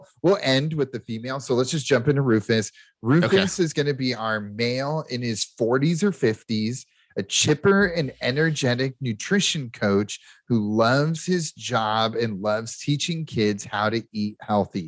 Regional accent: Nebraska, United States; also born or lived in Sioux City, Iowa; technically, I am from Iowa because I was born in Sioux City because my hometown is too small, but I'm a Nebraskan through and through, just like Adam

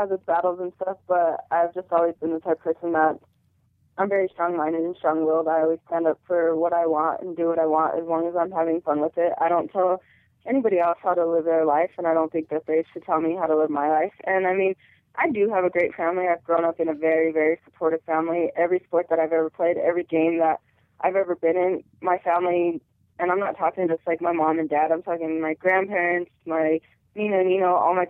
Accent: Colorado, United States

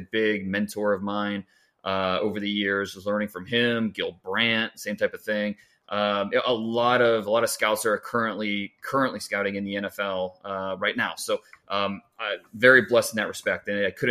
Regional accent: Northeast Ohio, United States; I grew up in Northeast Ohio, and now we're back in Northeast Ohio

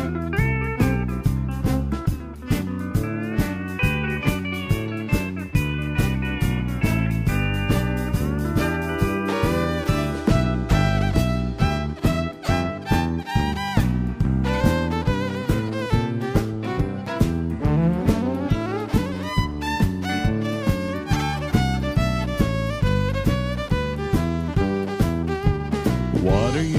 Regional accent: White Sulphur Springs, West Virginia, United States; my hometown, which is White Sulphur Springs

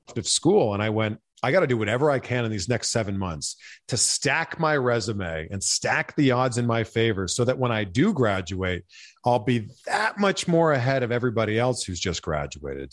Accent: Canada; growing up in Canada

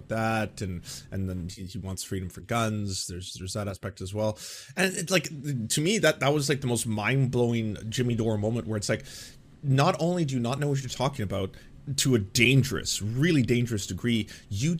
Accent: Vancouver, British Columbia, Canada; my hometown, Vancouver, Canada

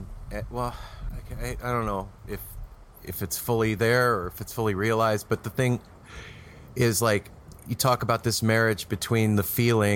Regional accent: United States; moved away; also born or lived in Las Vegas, Nevada / Los Angeles, California; I grew up in Vegas in L.A.

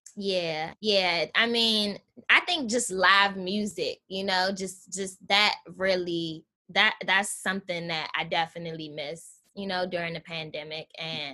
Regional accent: Washington, District of Columbia, United States; moved away; I grew up in Southeast DC. Um, my parents still live in the Anacostia neighborhood

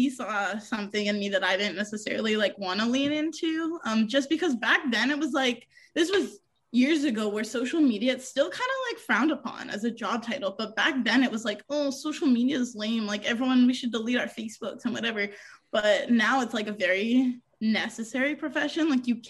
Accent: New York, United States; born there; I bounced around through a lot of cities. I was born outside of New York City, around here.

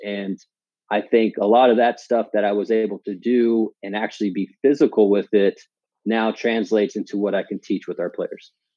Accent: Palm Springs, California, United States; moved away as an adult; also born or lived in Washington; I grew up in the Palm Springs area. Went to high school there

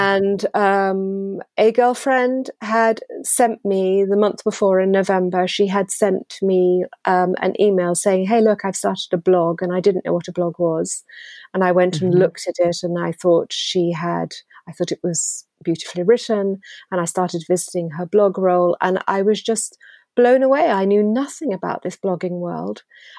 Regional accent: United Kingdom; now in France; if somebody says to me, are you French or English? I am still British

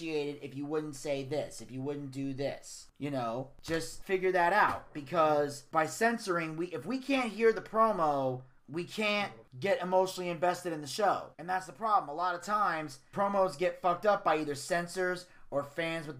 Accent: United States; I'm from the New York, New Jersey area. I'm Italian

